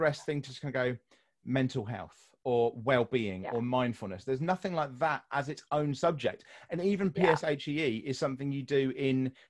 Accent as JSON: {"language": "English", "country": "United Kingdom", "said": "I'm British"}